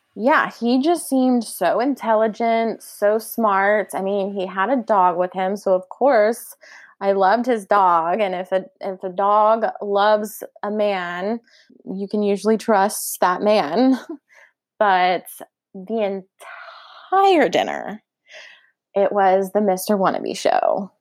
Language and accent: English; Oklahoma, United States; we're from Oklahoma